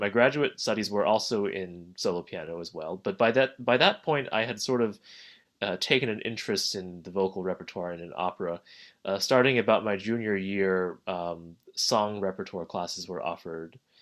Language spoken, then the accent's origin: English; New Jersey, United States; I grew up in New Jersey.